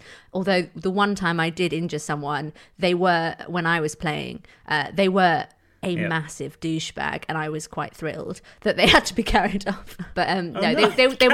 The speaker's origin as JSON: {"language": "English", "town": "Manchester", "region": "North West England", "country": "United Kingdom", "tie": "born or raised there", "said": "I grew up in Manchester, so every week I played in the rain and in the mud"}